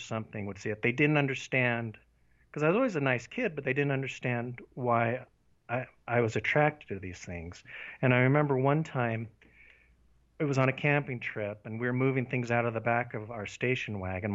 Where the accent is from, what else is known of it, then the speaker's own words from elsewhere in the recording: Paradise, Utah, United States; also born or lived in Salt Lake City, Utah; I was born in Salt Lake City, and when I was 2 years old, we moved to a town called Paradise, which is up in the northern part of Utah, and it's a very rural town.